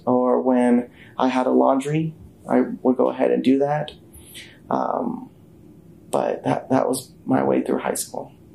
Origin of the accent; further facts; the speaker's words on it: Tulsa, Oklahoma, United States; I was born and raised in Tulsa, Oklahoma, a son of immigrants